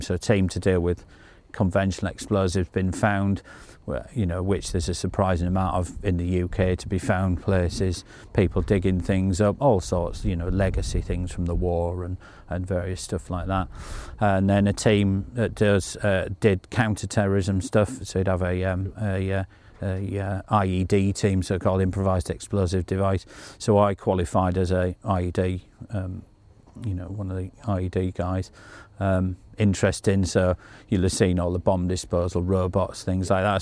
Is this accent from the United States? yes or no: no; Yorkshire and the Humber, United Kingdom; being a Yorkshire lad